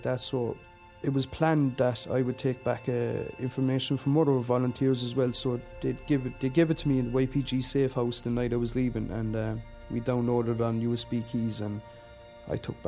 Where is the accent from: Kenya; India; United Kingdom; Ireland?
Ireland; that sense of being Irish and being proud